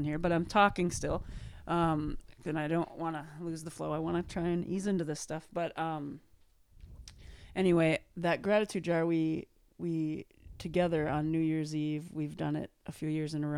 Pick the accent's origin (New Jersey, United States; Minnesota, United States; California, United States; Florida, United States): Minnesota, United States; Minneapolis; moved away; this is like my hometown